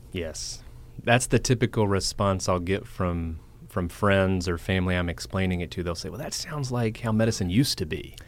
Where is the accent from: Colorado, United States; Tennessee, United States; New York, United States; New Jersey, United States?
Tennessee, United States; Franklin; I am from Nashville, um, Franklin to be specific